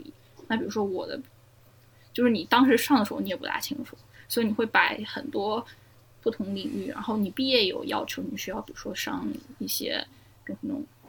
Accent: Germany; first language Chinese; moved away; also born or lived in China / United States / Australia; 我小时候在德国长大的嘛

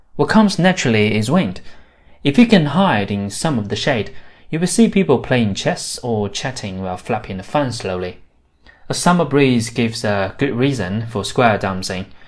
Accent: Shanxi, China; in my hometown, Shanxi

